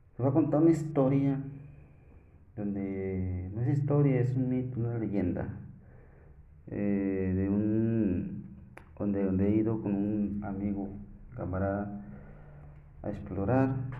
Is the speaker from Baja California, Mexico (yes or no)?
no; Coahuila, Mexico; soy de acá de Coahuila